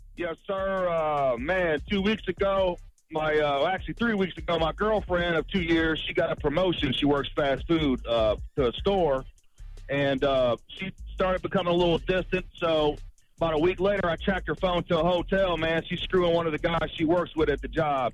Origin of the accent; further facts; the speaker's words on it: Florence, South Carolina, United States; I'm from Florence, South Carolina